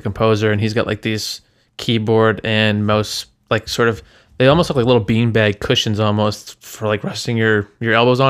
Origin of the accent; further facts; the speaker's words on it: Toronto, Ontario, Canada; like I was from Toronto.